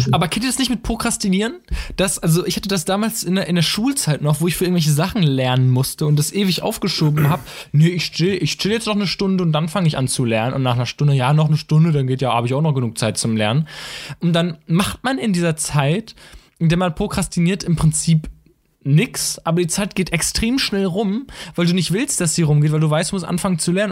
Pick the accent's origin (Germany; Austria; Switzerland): Germany; Münster, North Rhine-Westphalia; ich komme aus Münster